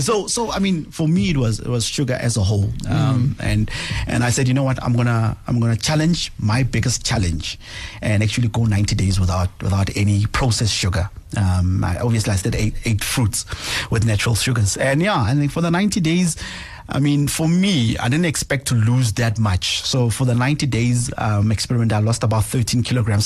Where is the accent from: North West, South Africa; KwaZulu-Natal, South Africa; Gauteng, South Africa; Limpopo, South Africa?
Gauteng, South Africa; Pretoria; I'm from Mamelodi, uh, township east of Pretoria, born and bred there